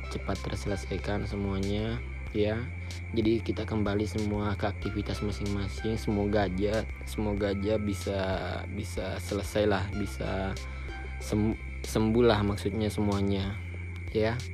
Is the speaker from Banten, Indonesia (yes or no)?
no; Soppeng, South Sulawesi, Indonesia; jadi sekarang ini gue di kampung halaman gue yang belum tahu kampung halaman gue itu di mana di tepatnya di Sopeng